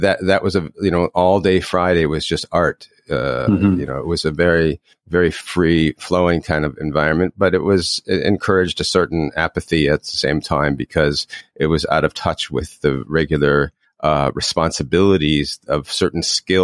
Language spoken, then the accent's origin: English; Toronto, Ontario, Canada; I grew up in Toronto